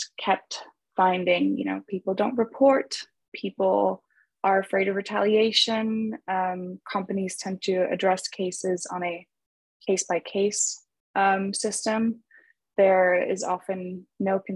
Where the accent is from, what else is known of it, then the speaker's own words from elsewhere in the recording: Italy; moved away as an adult; also born or lived in Germany / Madrid, Spain; now in Los Angeles, United States; I grew up in Italy my whole life